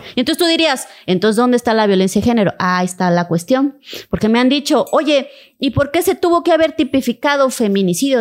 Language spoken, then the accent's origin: Spanish; Cintalapa, Chiapas, Mexico; en mi pueblo amadísimo. Yo nací en Cintalapa